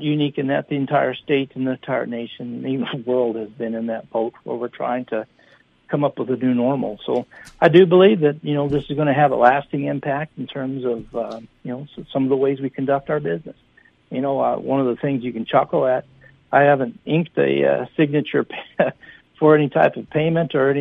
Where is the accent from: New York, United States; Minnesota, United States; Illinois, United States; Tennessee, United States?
Minnesota, United States; being a Minnesotan